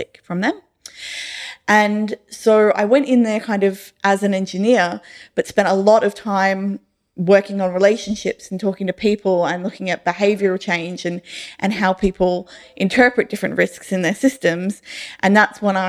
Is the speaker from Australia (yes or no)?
yes; Rockingham, Western Australia, Australia; I grew up in Rockingham